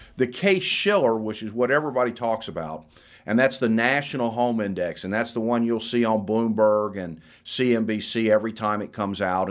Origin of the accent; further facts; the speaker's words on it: Florida, United States; moved away; I'm from Florida. My, my daughter's, my mother, a brother live in Florida